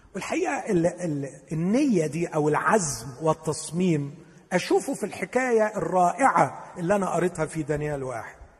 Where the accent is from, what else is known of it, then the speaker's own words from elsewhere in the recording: Upper Egypt, Egypt; انا صعيدي